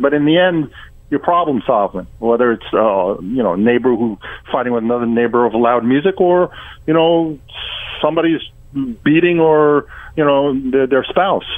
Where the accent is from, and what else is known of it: New York, United States; born or raised there; moved away as an adult; now in Florida, United States